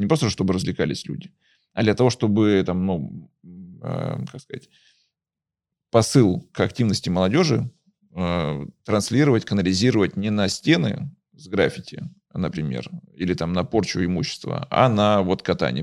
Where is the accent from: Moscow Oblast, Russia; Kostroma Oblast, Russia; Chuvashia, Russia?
Kostroma Oblast, Russia; Kostroma; also born or lived in Izhevsk; я родился в Костроме